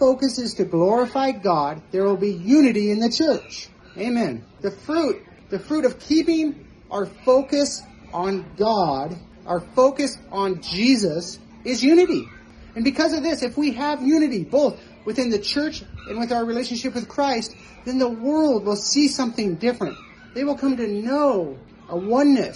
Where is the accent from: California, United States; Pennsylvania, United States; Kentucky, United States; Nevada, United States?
Nevada, United States; moved away; I'm from Nevada